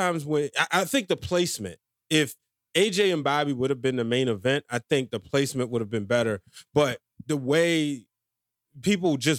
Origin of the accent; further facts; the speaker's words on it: Baltimore, Maryland, United States; I'm from Baltimore